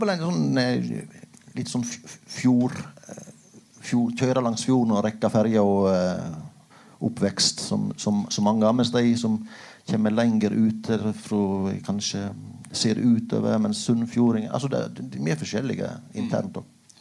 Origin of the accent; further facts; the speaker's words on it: Aurland, Vestland, Norway; also born or lived in Flåm; now in Bergen, Norway; og jeg er jo fra Aurland kommune